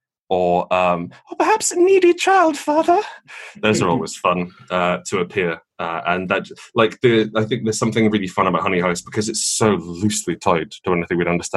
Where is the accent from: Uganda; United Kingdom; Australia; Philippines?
United Kingdom; I personally don't mind being British